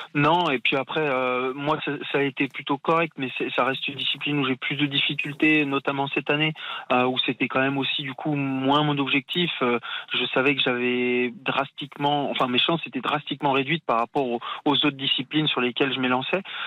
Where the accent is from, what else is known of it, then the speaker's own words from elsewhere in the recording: France; en tant que Français